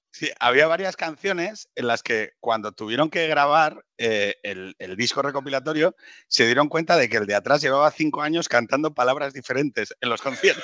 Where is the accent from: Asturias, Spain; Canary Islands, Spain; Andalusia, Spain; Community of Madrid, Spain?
Asturias, Spain; Gijón; los dos somos de Gijón